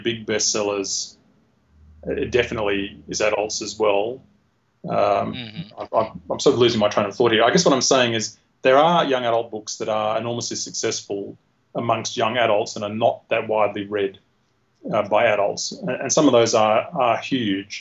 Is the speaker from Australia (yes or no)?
yes; Australia; being Australian